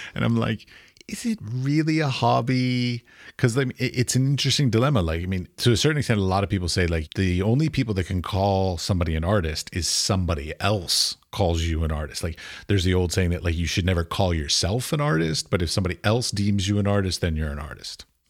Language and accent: English; United States; I'm American